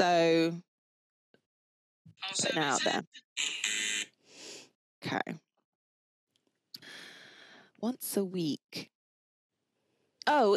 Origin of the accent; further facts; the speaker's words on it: England, United Kingdom; I'm so English.